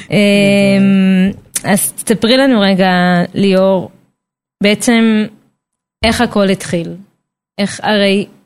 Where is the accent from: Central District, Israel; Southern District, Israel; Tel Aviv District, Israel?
Central District, Israel; Petah Tikva; now in Karkur, Israel; שתינו מפתח תקווה